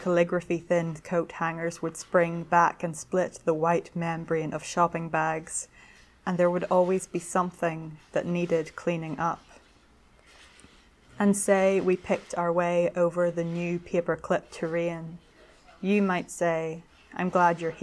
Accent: Belfast, Northern Ireland, United Kingdom; now in London, United Kingdom; I'm originally from Belfast in Northern Ireland.

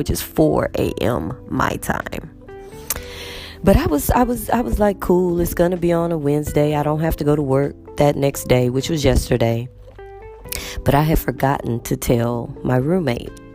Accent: United States; I'm from the United States

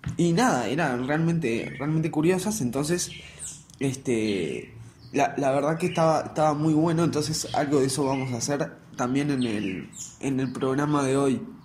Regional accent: Uruguay; acá en Uruguay a la gente que vamos al liceo público, yo voy al liceo público, estoy en quinto liceo

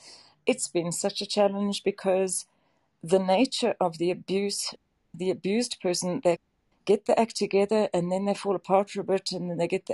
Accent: South Africa; also born or lived in Johannesburg; I'm from South Africa. I live in Johannesburg

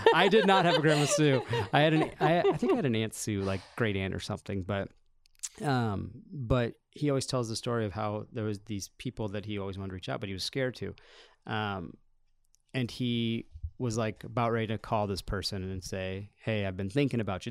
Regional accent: Solon, Iowa, United States; born or raised there

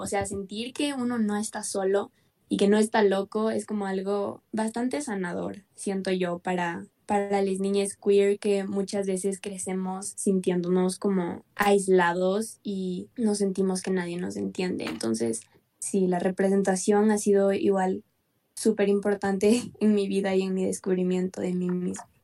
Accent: Quito, Pichincha, Ecuador; Soy de Quito, Ecuador

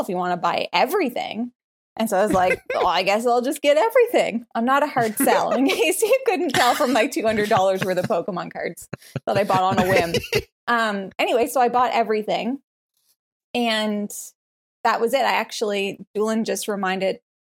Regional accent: Canada; moved away as an adult; now in Tennessee, United States; I'm Canadian

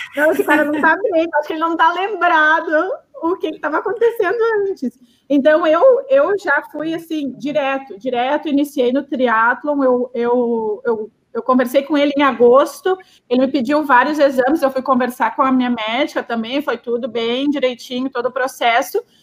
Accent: Rio Grande do Sul, Brazil; sou gaúcha

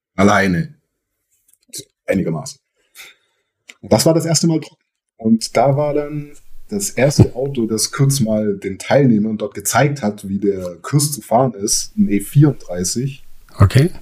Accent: Göppingen area, Baden-Württemberg, Germany; Wir sind ja da in der Köppinger Gegend groß geworden

